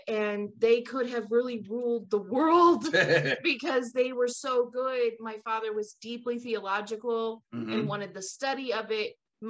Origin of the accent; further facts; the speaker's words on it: California, United States; Like, where I grew up in the Bay Area